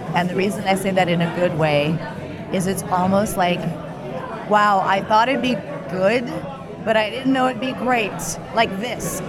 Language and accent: English; United States; I was born in the U.S.